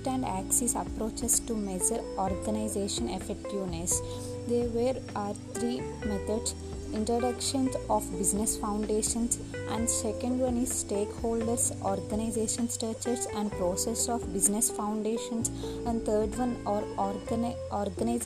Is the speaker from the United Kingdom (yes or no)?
no; Guntur, Andhra Pradesh, India; I am from Guntur, Andhra Pradesh